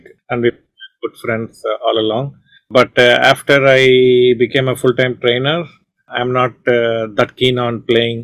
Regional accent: Chennai, Tamil Nadu, India; hosting it from Chennai, where I was born and brought up, my hometown

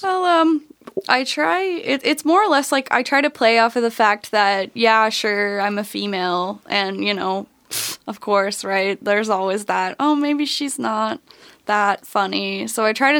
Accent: Burlington, Ontario, Canada; moved away; I'm from Burlington originally

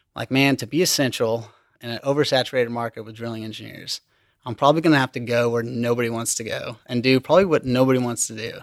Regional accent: Liberal, Kansas, United States; moved away; I'm from Southwest Kansas, liberal Kansas

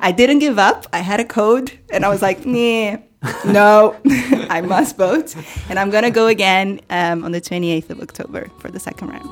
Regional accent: Rio de Janeiro, Brazil; moved away; I come from Rio, um, Rio de Janeiro, and, um, you know, middle class in Rio

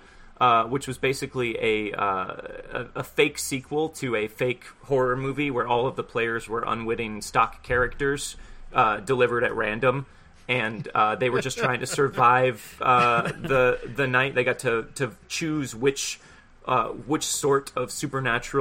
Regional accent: Houston, Texas, United States; I'm from Houston

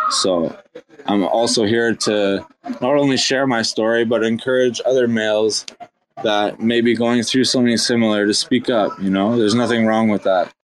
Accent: Canada; I'm half Irish, half German, and uh, Caucasian from Canada

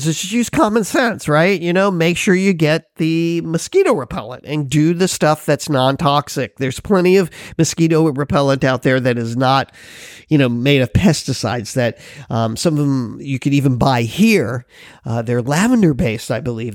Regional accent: Florida, United States; now in Hawaii, United States; I'm from Florida. I lived there for years

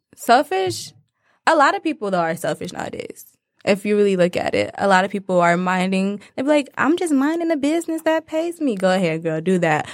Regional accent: Detroit, Michigan, United States; I'm from Detroit, Michigan

